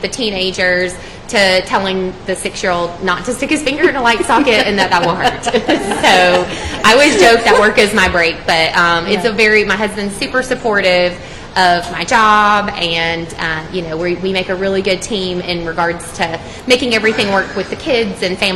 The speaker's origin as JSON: {"language": "English", "area": "Douglas County", "region": "Georgia", "country": "United States", "tie": "born or raised there", "also_born_or_lived": "North Carolina / Atlanta", "said": "I grew up here in Douglas County and elementary, middle, and high school, so proud product of the Douglas County school"}